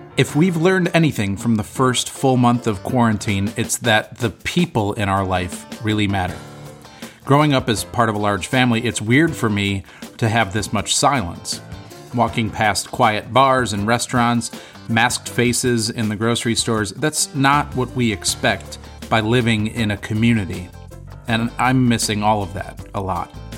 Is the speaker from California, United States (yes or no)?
no; Corning, New York, United States; proud to call Corning my hometown